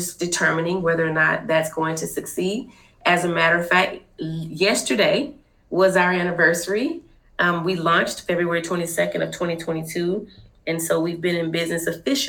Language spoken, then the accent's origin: English; Fort Worth, Texas, United States; now I'm actually from Fort Worth